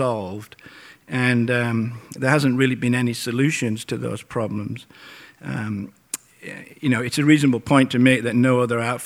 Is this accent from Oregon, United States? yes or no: yes; Portland, Oregon, United States; playing in my hometown at the Roseland Theater